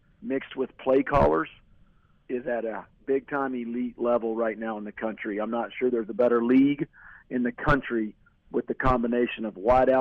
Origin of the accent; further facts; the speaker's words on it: Oklahoma, United States; also born or lived in Utah; now in Texas, United States; where I grew up in Oklahoma